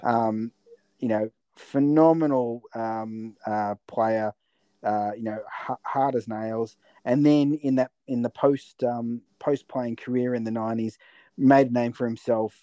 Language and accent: English; Latrobe Valley, Victoria, Australia; moved away; I came from the Latrobe Valley in Victoria where we had you know f- four or five uh, power stations